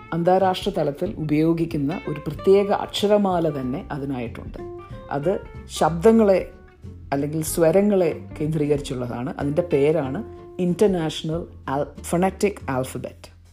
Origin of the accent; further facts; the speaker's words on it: Ernakulam district, Kerala, India; first language Malayalam; moved away as an adult; also born or lived in Durham, England; now in London, United Kingdom; ഞാൻ കേരളത്തിൽ എറണാകുളം ജില്ലയിൽ ജനിച്ചു വളർന്നു